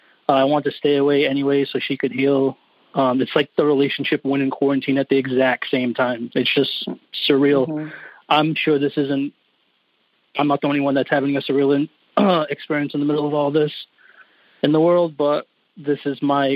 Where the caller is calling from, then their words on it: New Bedford, Massachusetts, United States; New Bedford, Massachusetts.